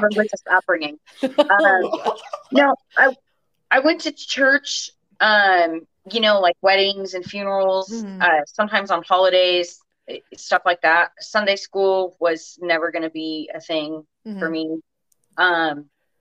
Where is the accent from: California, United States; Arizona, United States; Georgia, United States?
California, United States; Orange County; I grew up in Orange County, so I'm the last of six kids